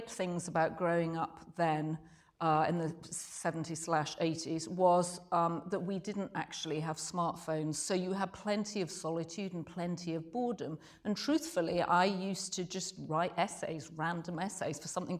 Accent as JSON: {"language": "English", "region": "Yorkshire and the Humber", "country": "United Kingdom", "tie": "born or raised there", "said": "I grew up in Yorkshire in Britain"}